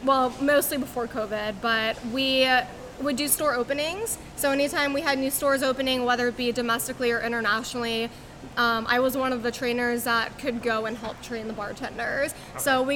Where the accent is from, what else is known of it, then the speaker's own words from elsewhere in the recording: St. Louis, Missouri, United States; moved away as an adult; also born or lived in Florida; now in Orlando, United States; I'm from St. Louis, Missouri.